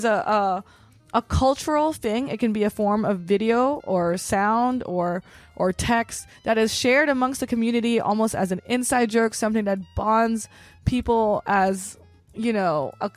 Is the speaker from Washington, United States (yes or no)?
no; Los Angeles, California, United States; I'm from Northeast